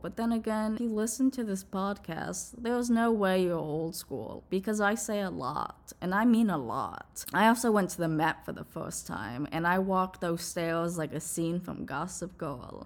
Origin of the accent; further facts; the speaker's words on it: New Jersey, United States; also born or lived in New York City; I grew up in New Jersey